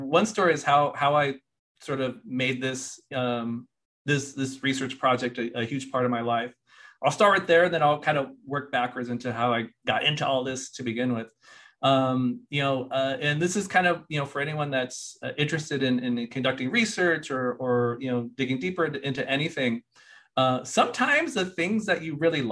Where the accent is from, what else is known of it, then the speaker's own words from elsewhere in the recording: Lompoc, California, United States; also born or lived in Washington, D.C.; I grew up in Santa Barbara County in this tiny, tiny remote farm working community called Lompoc